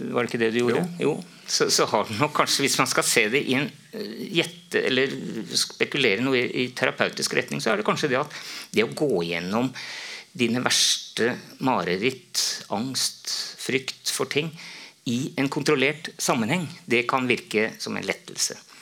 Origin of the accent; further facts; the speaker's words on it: Romerike, Akershus, Norway; det, var på en måte naturlig da, etter mange år, å skrive noe om hjemtraktene mine